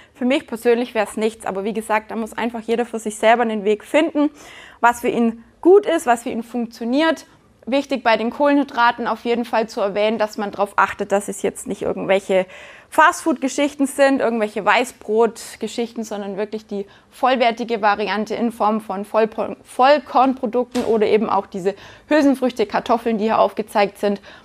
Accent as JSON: {"language": "German", "town": "Günzburg", "region": "Bavaria", "country": "Germany", "tie": "born or raised there", "moved": "yes", "lives_now": "Black Forest, Germany", "said": "Ich bin in Günzburg geboren"}